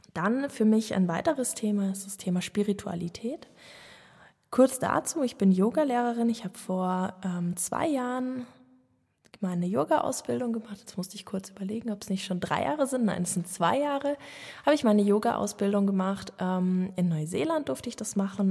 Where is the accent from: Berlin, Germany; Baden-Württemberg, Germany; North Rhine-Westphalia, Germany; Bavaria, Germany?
Bavaria, Germany; Munich; ich bin geborene Münchnerin, ähm, bin als Einzelkind in einer Familie in München Stadt aufgewachsen